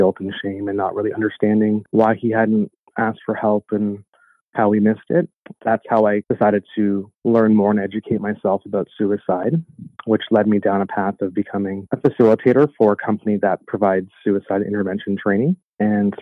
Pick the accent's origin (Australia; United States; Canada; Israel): Canada; Toronto, Ontario; born and raised in Toronto